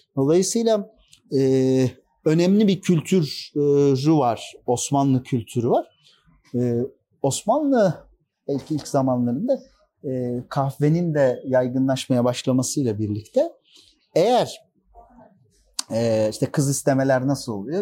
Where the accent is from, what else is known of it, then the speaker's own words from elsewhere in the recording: Uşak Province, Turkey; moved away as an adult; now in Istanbul, Turkey; Uşak doğumluyum. İlk orta öğretim ve e, lise öğretimimi Uşak'ta tamamladım